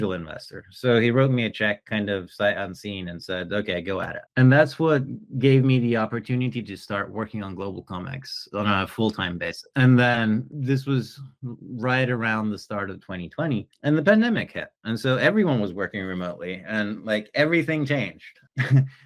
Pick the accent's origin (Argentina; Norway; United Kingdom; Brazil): Norway; moved away as an adult; also born or lived in Germany / San Francisco / Paris; I'm originally from Norway in Northern Europe.